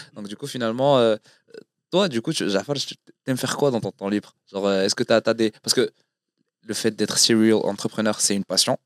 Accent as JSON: {"language": "French", "country": "Morocco", "said": "on est marocain"}